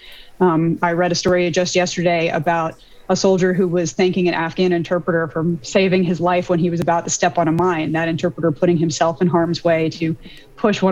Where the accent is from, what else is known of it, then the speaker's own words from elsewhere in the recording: United States; being an American